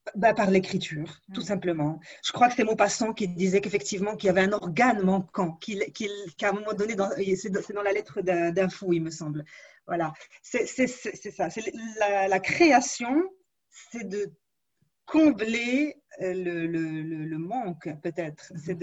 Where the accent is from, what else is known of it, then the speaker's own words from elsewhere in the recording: Morocco; je suis née au Maroc, je ne voyais pas d'écrivains autour de moi, il n'y avait pas beaucoup de librairies.